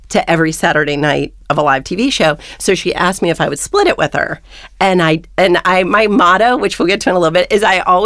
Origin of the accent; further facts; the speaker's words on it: Bowling Green, Kentucky, United States; moved away as an adult; also born or lived in New York City; now in Cincinnati, United States; I grew up in Southern Kentucky in Bowling Green